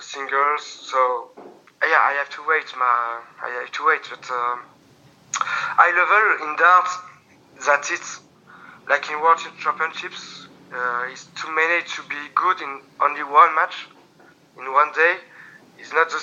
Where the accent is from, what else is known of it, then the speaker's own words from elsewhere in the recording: France; accent: French; English is a second language; my French accent